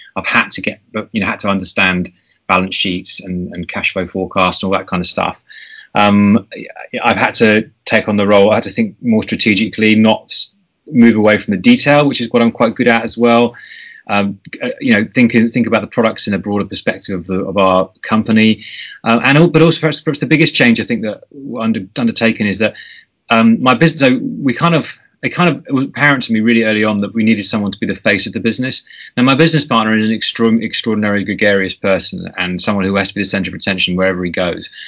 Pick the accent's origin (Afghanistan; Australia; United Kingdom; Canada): United Kingdom; I'm being typically British